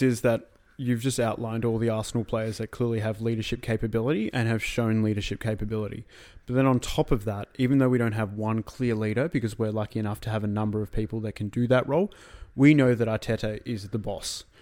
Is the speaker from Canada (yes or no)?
no; Australia; as an Australian